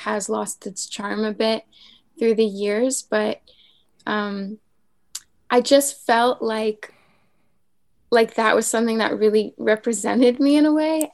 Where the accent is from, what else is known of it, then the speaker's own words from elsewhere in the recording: a small town off the island of Montreal, Quebec, Canada; now in Montreal, Canada; I grew up in a very small town off the island of Montreal